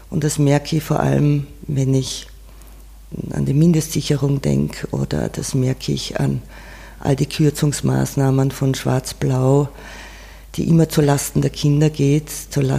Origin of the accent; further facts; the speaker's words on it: Carinthia, Austria; wenn ich auf die Alm gehe, bei uns in Kärnten, wo ich aufgewachsen bin, dann sind es Erinnerungen an früher, dann ist es ein Zuhause.